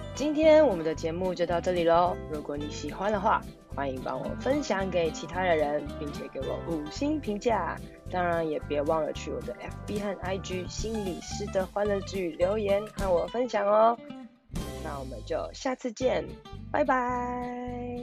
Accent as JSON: {"language": "Chinese", "region": "Taipei", "country": "Taiwan", "said": "虽然我是台北人，但是我会在全台湾很多不同的城市工作"}